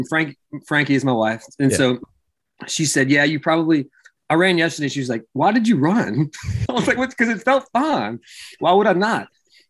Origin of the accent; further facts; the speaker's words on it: Hammond, Louisiana, United States; moved away; also born or lived in Texas / Baton Rouge / New Orleans; I'm originally from Hammond.